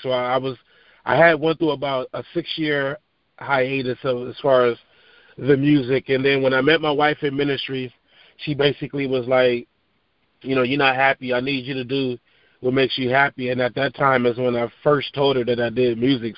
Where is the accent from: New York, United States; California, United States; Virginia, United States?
California, United States; Long Beach; moved away as an adult; I'm from Long Beach, California. Uh, grew up on the East Side